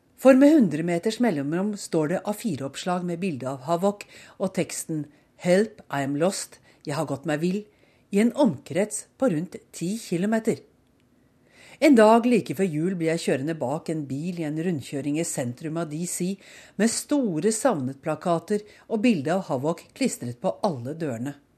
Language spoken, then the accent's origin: Norwegian; Norway; moved away as an adult; also born or lived in Oslo / Bærum; now in Bethesda, United States; Hjemme i Norge ville mange eiere, herunder undertegnede, ha følt behov for å unnskylde seg